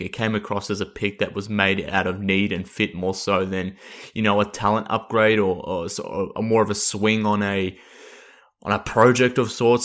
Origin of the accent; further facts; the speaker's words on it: Australia; accent: Australian; based on my voice and my accent that I'm, I'm based in Australia